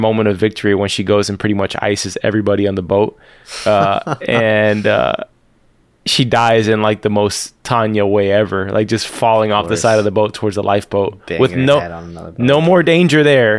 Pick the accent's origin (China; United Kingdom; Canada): United Kingdom; East of England; I'm from Essex, mate.